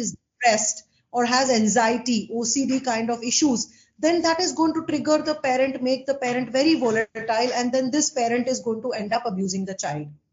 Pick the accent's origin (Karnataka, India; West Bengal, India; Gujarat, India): Gujarat, India; Ahmedabad; I'm from Ahmedabad